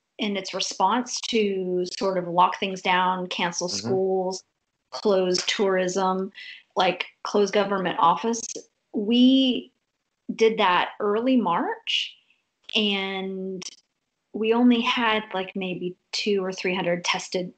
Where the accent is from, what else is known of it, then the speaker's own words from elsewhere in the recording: Texas, United States; moved away as an adult; also born or lived in Berlin, Germany; now in Santarém, Portugal; I'm American. I am from Texas, but I moved to Europe over 2 years ago